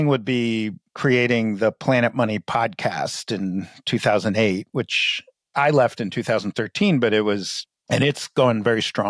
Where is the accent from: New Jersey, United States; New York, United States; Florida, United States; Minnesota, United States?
New York, United States; New York City; now in Charlotte, Vermont, United States; we grew up in New York City